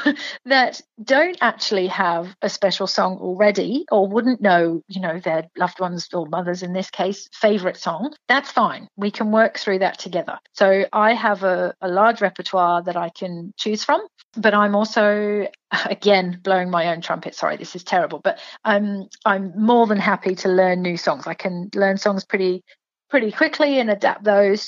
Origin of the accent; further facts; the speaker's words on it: England, United Kingdom; now in Toowoomba, Australia; So obviously from my accent, so I'm from England.